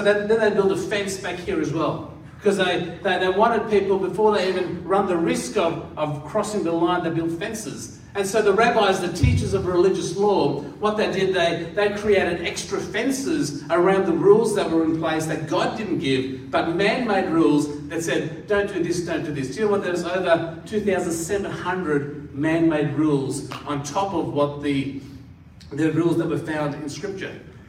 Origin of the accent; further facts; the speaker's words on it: India; born there; I was born in India, hence the tan that I have.